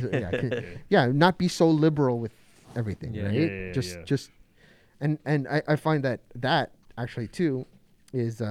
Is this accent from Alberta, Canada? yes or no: no; Toronto, Ontario, Canada; also born or lived in Mississauga; half Japanese, half Filipino, full Canadian, born and raised in Toronto and Toronto